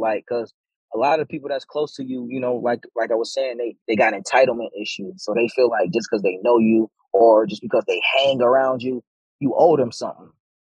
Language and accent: English; Buffalo, New York, United States; moved away as an adult; now in Atlanta, United States; moving to Atlanta, Georgia, moving out of my hometown, Buffalo, New York, and moving into Atlanta, Georgia